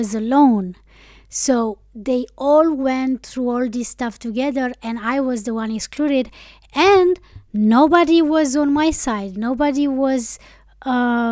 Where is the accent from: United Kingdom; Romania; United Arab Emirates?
Romania; first language Romanian; English is a second language; moved away as an adult; also born or lived in Iceland; my native language